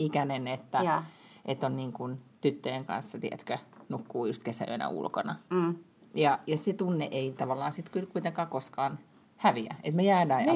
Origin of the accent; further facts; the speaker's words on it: Lahti, Päijät-Häme, Finland; moved away; me ollaan molemmat lahesta kotoisin